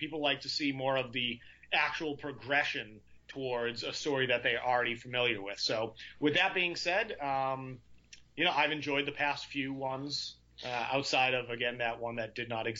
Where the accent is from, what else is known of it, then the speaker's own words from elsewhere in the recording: Massachusetts, United States; growing up in Massachusetts, you have access to that.